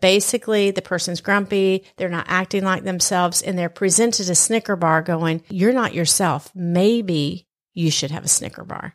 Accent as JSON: {"language": "English", "region": "Southern United States", "country": "United States", "accent": "Southern", "said": "my Southern accent"}